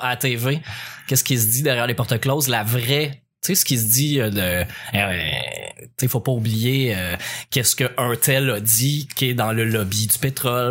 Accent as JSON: {"language": "French", "town": "L'Assomption", "region": "Quebec", "country": "Canada", "tie": "born or raised there", "also_born_or_lived": "Repentigny", "said": "je venais de quitter mon patelin euh, de de l'Assomption pour Repentigny"}